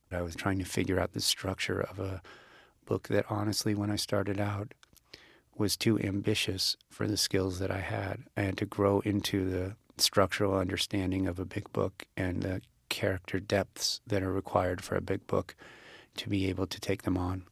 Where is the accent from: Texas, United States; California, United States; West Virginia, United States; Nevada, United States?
Nevada, United States; Las Vegas; moved away as an adult; I was born in Las Vegas